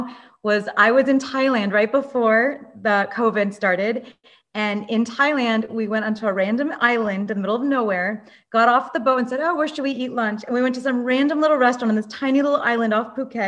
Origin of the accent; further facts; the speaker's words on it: Los Angeles, California, United States; I grew up in Los Angeles